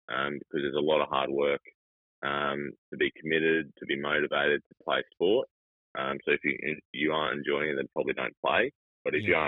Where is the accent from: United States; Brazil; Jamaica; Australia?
Australia; Gold Coast, Queensland; I grew up on the on the Gold Coast.